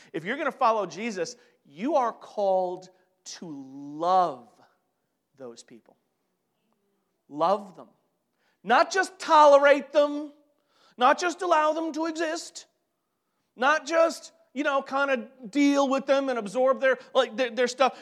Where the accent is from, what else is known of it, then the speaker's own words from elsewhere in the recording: New York, United States; I'm from New York